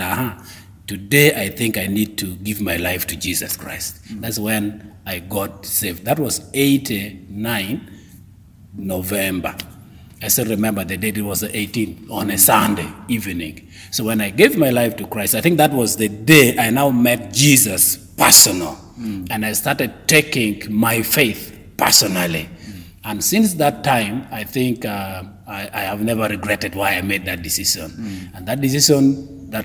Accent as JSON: {"language": "English", "town": "Gulu", "region": "Northern Region", "country": "Uganda", "said": "I come from Gulu. Gulu is the northern city for northern Uganda"}